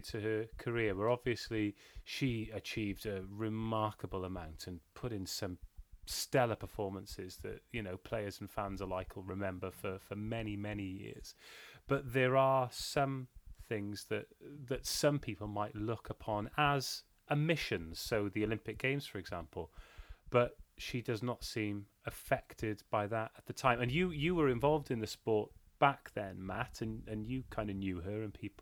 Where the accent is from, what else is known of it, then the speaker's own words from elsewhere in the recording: Wales, United Kingdom; I'm Welsh